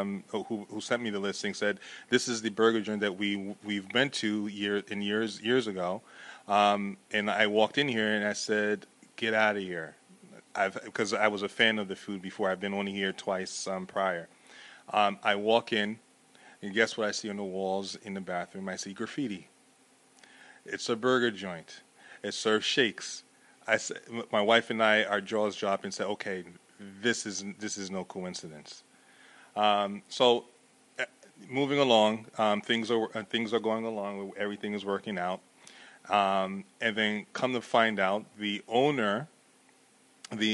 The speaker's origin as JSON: {"language": "English", "town": "Elizabeth", "region": "New Jersey", "country": "United States", "tie": "born or raised there", "lives_now": "Montclair, United States", "said": "I was born and raised in Elizabeth"}